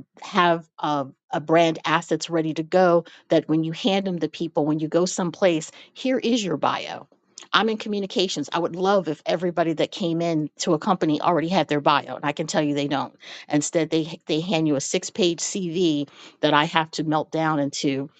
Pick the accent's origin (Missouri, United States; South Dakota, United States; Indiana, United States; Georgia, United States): Missouri, United States; St. Louis; I'm originally from St. Louis